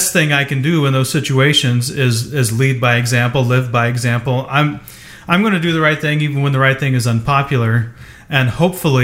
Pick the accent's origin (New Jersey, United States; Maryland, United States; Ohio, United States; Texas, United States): Ohio, United States; southeast; now in West Coast, United States; I grew up in the Midwest, central, you know, southeast Ohio